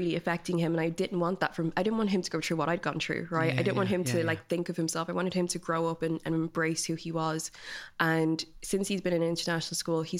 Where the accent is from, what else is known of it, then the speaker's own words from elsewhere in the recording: London, United Kingdom; born there; also born or lived in Nigeria; I was born in London, my brother is born in Nigeria, then my sister was born in London. So we were just constantly moving between the two countries